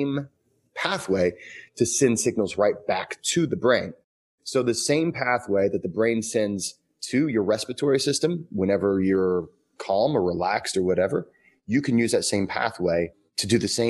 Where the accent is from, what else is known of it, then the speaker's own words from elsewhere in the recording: Midwest, United States; I am from the Midwest